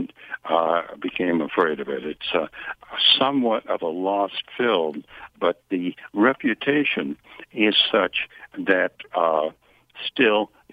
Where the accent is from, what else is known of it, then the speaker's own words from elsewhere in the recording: United States; I'm an American